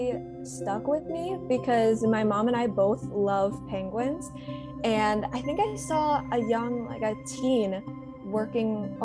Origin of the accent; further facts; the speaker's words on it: Chicago, Illinois, United States; now in California, United States; I also used to visit Lincoln Park Zoo in my hometown of Chicago almost every weekend